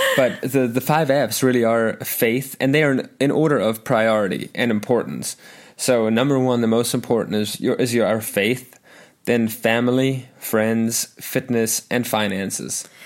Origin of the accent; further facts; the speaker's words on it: South Africa; moved away as an adult; also born or lived in Arkansas, United States; now in United States; I actually grew up in a Christian home in South Africa, a Lutheran, German-speaking Christian home